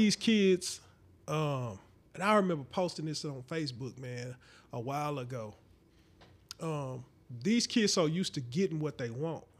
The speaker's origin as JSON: {"language": "English", "town": "St. Louis", "region": "Missouri", "country": "United States", "said": "We from Saint Louis, I'm from Saint Louis too"}